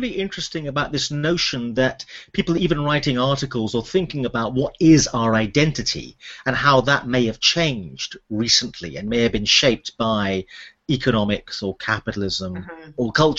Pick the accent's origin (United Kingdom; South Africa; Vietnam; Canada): United Kingdom; also born or lived in United States; as a British psychiatrist who worked in America for a while